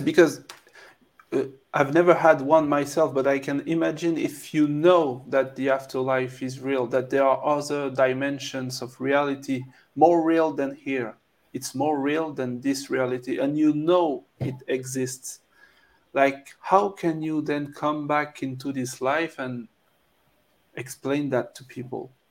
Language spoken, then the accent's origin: English; France; accent: French; English is a second language; I'm French, so you can uh, probably hear my French accent